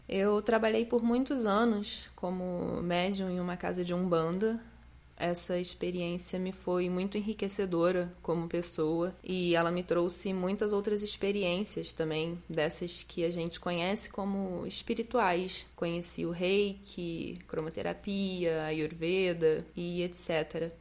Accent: Petrópolis, Rio de Janeiro, Brazil; moved away as an adult; now in Rio de Janeiro, Brazil; saí de Petrópolis, que foi onde eu fui criada, vim para o Rio de Janeiro morar com o meu namorado

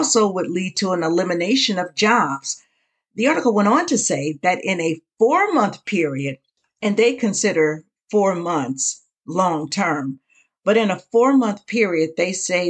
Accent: United States; as the American people

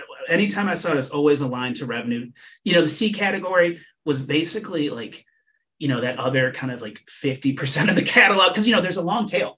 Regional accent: Ann Arbor, Michigan, United States; moved away as an adult; But I was born and raised in Michigan, in Southeast Michigan. And I live in Ann Arbor, Michigan, where the University of Michigan is. And I grew up here

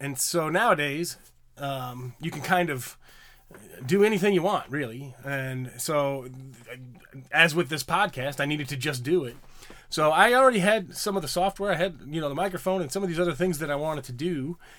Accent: Illinois, United States; I grew up in Illinois. I grew up in the Midwest and wasn't really close to any major city.

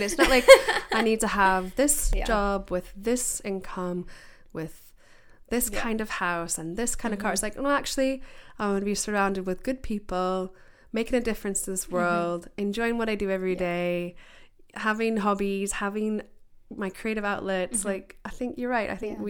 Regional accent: United States; now in United Kingdom; I grew up in America

